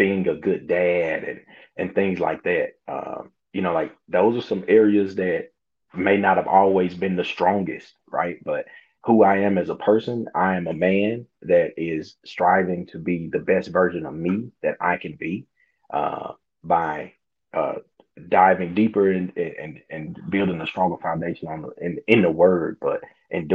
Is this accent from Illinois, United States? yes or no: no; Hazlehurst, Mississippi, United States; born and raised in Hazelhurst, Mississippi